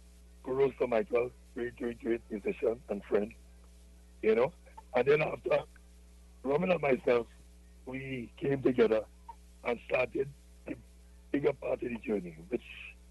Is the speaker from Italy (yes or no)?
no; Laventille, Trinidad & Tobago; Yeah, well, I was born in Lavantil.